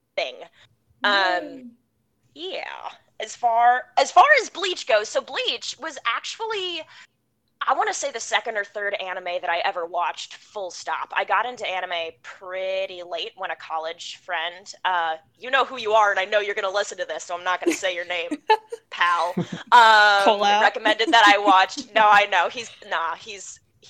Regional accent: Midwest, United States; now in New York City, United States; I'm American. I grew up in the Midwest, but I live in New York City now

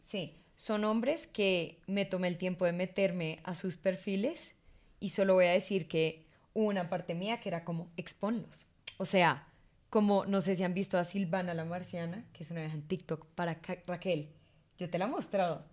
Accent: Colombia; somos dos colombianos

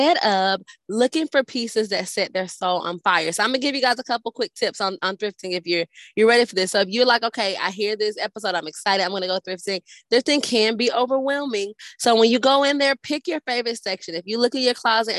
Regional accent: Atlanta, Georgia, United States; now in Nashville, United States; I'm from Atlanta

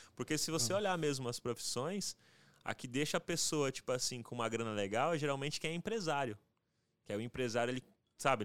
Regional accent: José Bonifácio, São Paulo, Brazil; na minha cidade, que eu sou lá de José Bonifácio, é interiorzão

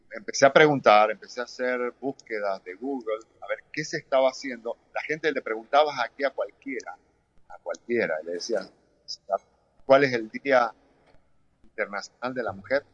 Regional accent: Mendoza, Argentina; also born or lived in Europe / United States; now in Doral, United States; yo me fui de Mendoza muy joven

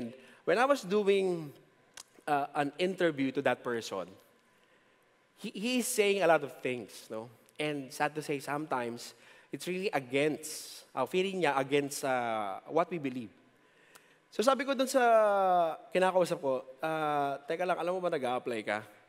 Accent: Philippines; we have as a Filipino, as a citizen of this country

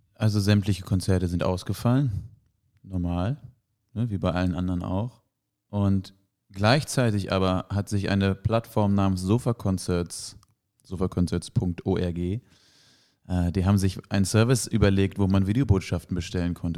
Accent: Flensburg, Schleswig-Holstein, Germany; in meiner Heimatstadt und um meine Heimatstadt in Flensburg rum.

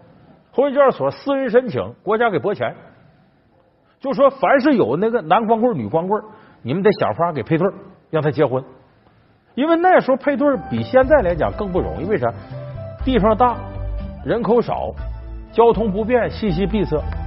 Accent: China; 我们中国人现在平均寿命到了七十岁了

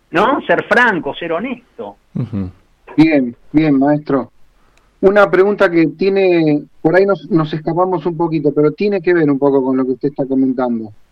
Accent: Argentina; siendo argentinos, en este caso acá en el área metropolitana

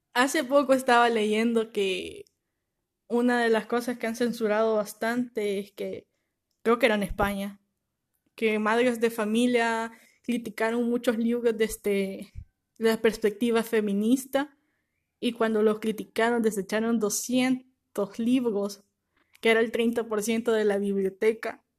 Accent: El Salvador; nosotros como país, o sea, El Salvador

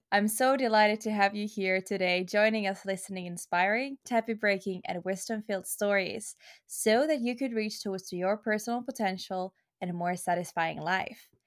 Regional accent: Finland; English is a second language; also born or lived in Luxembourg / Helsinki, Finland; I am 22 years old, and I'm originally from Finland, or I'm a holder of Finnish passport, but actually, I was born in Luxembourg and I lived there the seven first years of my life.

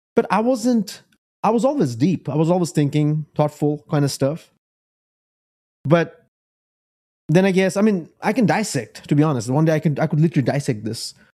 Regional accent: United States; also born or lived in Bangladesh; I'm American. I'm Beng, Bangladeshi American.

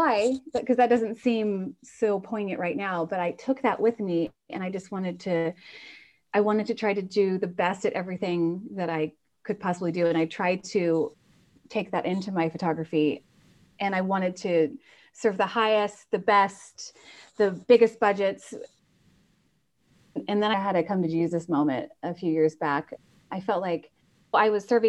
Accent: Indiana, United States; also born or lived in Chicago / Ireland; now in Napa, United States; I'm from the Midwest. So I'm from Indiana originally

